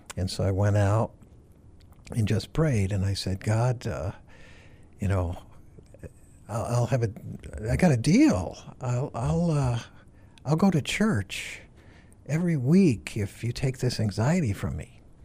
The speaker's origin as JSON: {"language": "English", "town": "Farmington", "region": "Connecticut", "country": "United States", "tie": "born or raised there", "moved": "as an adult", "lives_now": "Massachusetts, United States", "said": "I grew up in Farmington, Connecticut"}